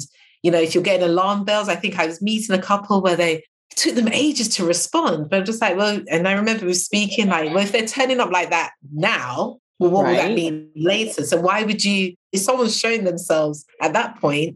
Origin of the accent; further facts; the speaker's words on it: United Kingdom; being British